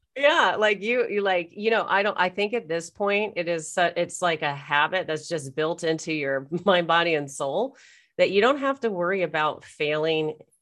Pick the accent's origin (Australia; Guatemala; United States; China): United States; now in Canada; I'm American, even though I'm living in Canada